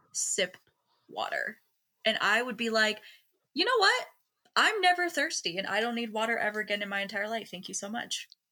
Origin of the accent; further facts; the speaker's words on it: Seattle, Washington, United States; I'm from Seattle